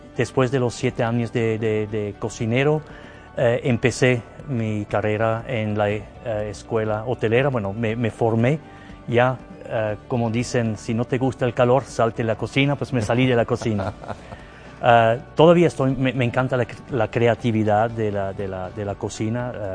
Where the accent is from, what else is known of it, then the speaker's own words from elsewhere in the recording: Zurich, Switzerland; Spanish is a second language; moved away as an adult; also born or lived in Canada / Saudi Arabia / Thailand / Morocco; now in Guadalajara, Mexico; soy origen de Suiza, eh, de la parte alemana de, de Suiza, de Zúrich, para ser preciso. Ahí crecí